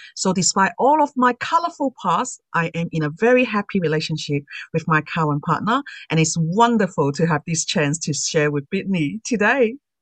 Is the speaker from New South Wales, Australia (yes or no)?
yes; Sydney, New South Wales, Australia; I'm from Sydney, Australia.